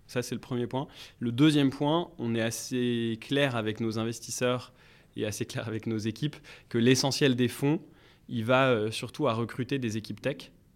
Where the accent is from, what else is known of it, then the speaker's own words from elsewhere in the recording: Paris, Île-de-France, France; je suis parisien